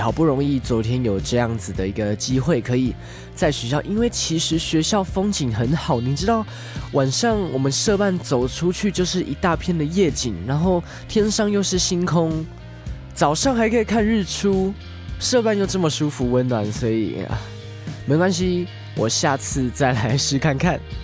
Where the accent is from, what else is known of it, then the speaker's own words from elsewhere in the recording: Taoyuan, Taiwan; also born or lived in Yilan; 我就是来自宜兰的小孩，在桃园长大，然后又回到宜兰读书，所以其实宜兰那边还是有我的家人，我的阿嬷